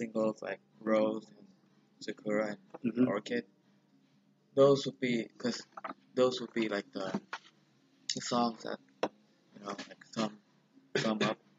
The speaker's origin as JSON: {"language": "English", "region": "Hanoi", "country": "Vietnam", "said": "We're from Hanoi, Vietnam, and we play kind of like metalcore mixed with a lot of things."}